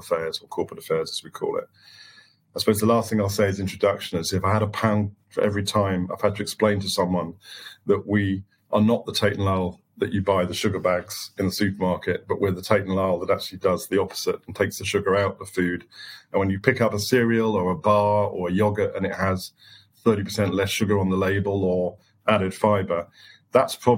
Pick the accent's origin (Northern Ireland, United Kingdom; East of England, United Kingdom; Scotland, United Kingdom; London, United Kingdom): East of England, United Kingdom; the Fens, East Anglia; I was born in the Fens in East Anglia. I lived very close to a large sugar beet factory as I grew up.